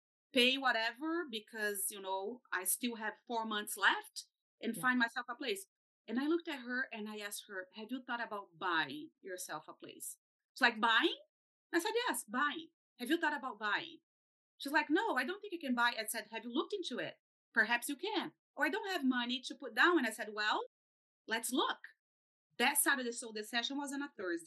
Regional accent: Brazil; moved away; I'm from Brazil.

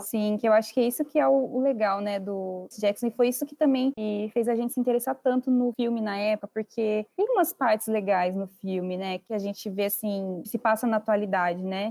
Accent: Itapetininga, São Paulo, Brazil; a gente é da mesma cidade, nós somos do interior, do interior de São Paulo, uma cidade chamada Itapetininga

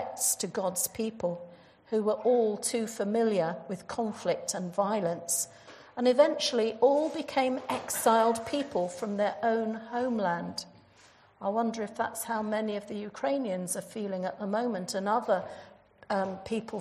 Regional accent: Jersey; moved away; I come from Jersey in the Channel Islands.

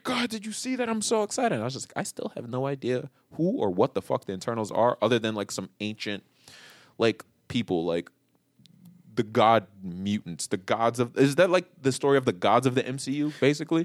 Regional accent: New York, United States; moved away; I'm just from New York

